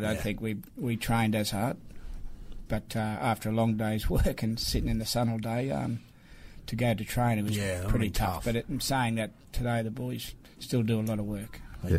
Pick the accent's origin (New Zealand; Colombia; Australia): Australia; Ipswich, Queensland; But growing up in Ipswich, it was fantastic.